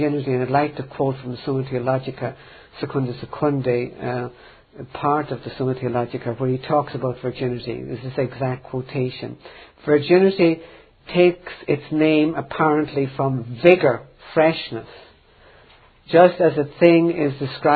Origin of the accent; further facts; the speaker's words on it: Ireland; I grew up in Ireland